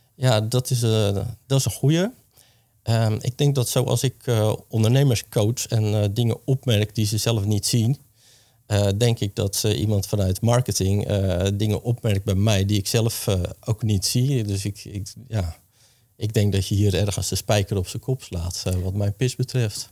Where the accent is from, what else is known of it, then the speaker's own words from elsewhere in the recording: Hoeksche Waard, South Holland, Netherlands; ik ben geboren en getogen in de Hoekse Waard